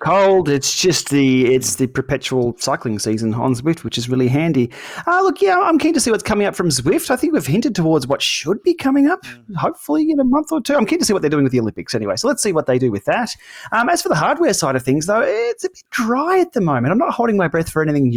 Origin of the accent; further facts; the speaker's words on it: Australia; Being an Aussie